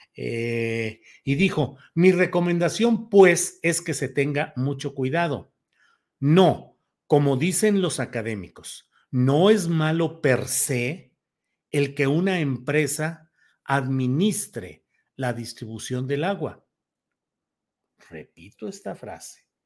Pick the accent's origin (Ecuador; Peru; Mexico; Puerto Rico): Mexico; Torreón, Coahuila; En la laguna de donde soy originario, de Torreón, Coahuila.